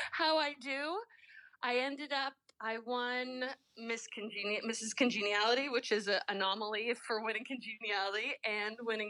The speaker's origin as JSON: {"language": "English", "region": "Southern California", "country": "United States", "tie": "born or raised there", "said": "I grew up in Southern California"}